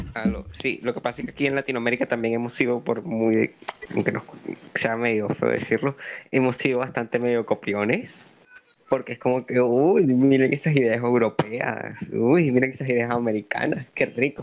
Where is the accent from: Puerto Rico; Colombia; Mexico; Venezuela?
Venezuela